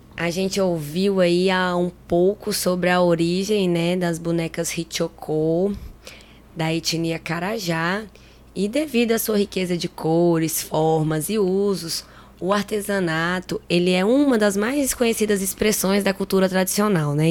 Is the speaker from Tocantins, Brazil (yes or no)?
yes; Tocantins, Brazil; isso aqui é da minha terra, do Tocantins